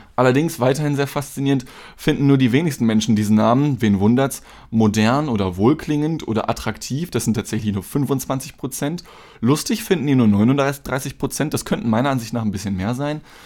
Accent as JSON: {"language": "German", "country": "Germany", "tie": "born or raised there", "said": "ich bin halt in Deutschland geboren"}